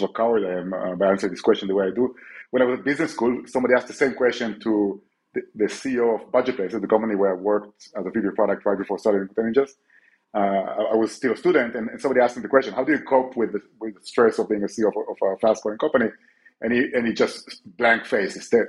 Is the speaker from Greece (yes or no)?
no; Israel; now in Barcelona, Spain; I'm from Israel.